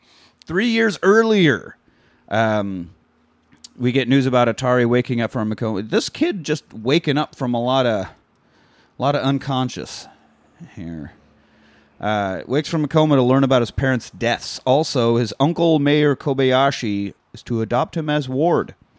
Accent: Kansas, United States; I grew up in Kansas and not Japan

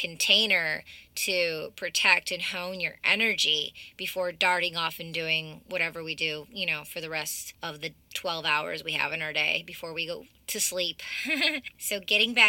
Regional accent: Michigan, United States; the same area where I'm from, growing up in Michigan

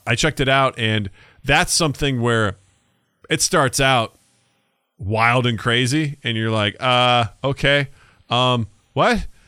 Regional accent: United States; our perspective as Americans

